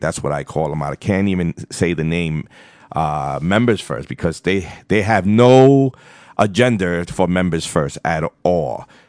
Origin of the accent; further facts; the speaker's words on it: New York City, New York, United States; I'm not from Long Island. I'm not from upstate New York. I'm from Far Rockaway, Queens, and this is the way I talk.